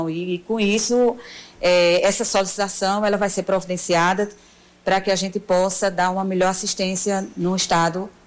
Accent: Paraíba, Brazil; E eu, como uma boa paraibana

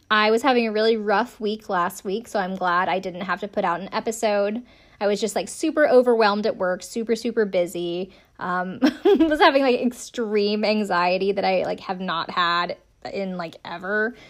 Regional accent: Greenville, South Carolina, United States; moved away as an adult; we're from the same hometown

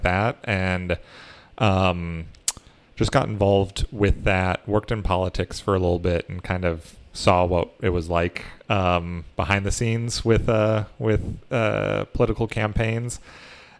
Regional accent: Iowa, United States; moved away; also born or lived in Minnesota; I grew up in Iowa, so I got to take part in the, Iowa caucuses

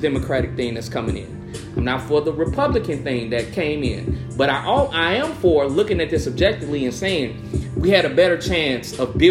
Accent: Chicago, Illinois, United States; an area in Chicago that I grew up next to, I grew up in West Pullman

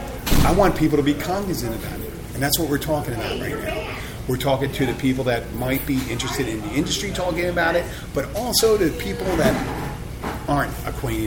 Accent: Philadelphia, Pennsylvania, United States; now in Key Largo, United States; I'm from Philadelphia

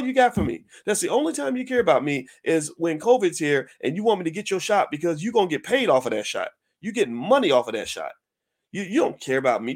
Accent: the South, United States; I grew up with discipline. I'm from the South

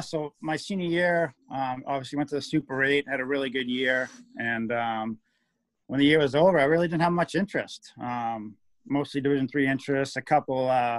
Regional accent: Waltham, Massachusetts, United States; also born or lived in Chelmsford, Massachusetts; I grew up in Waltham, then moved to Chelmsford when I was 12.

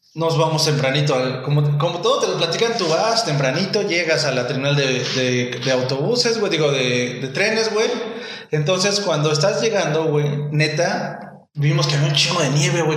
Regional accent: Mexico; first language Spanish; yo nací en México.

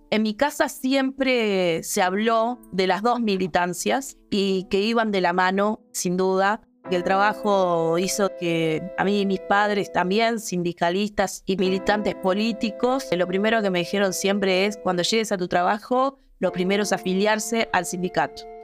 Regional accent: Montevideo, Uruguay; Montevideo soy de, un barrio que está muy cercano a San José, que es la parte rural de Montevideo.

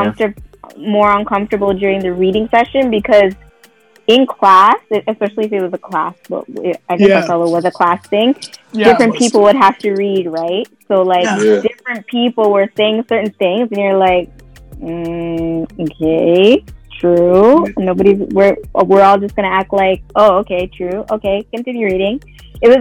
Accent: Toronto, Ontario, Canada; So I grew up in the Don Mills area, so Don Mills and Lawrence, we particular, which is very, very close to the Bridal Path.

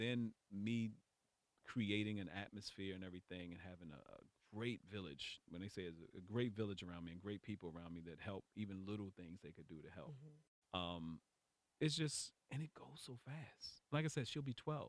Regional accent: Baltimore, Maryland, United States; moved away as an adult; now in California, United States; I'm from Baltimore

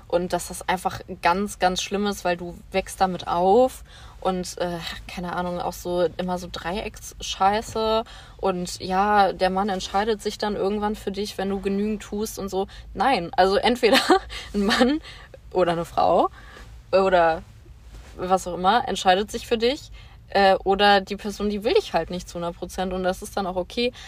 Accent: Bonn, North Rhine-Westphalia, Germany; moved away; Ich komme ursprünglich aus Bonn

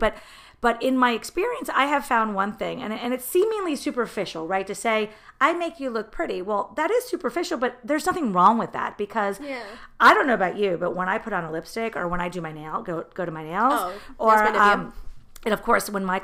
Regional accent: New Jersey, United States; moved away; also born or lived in Miami, Florida; all my life, I'm from New Jersey

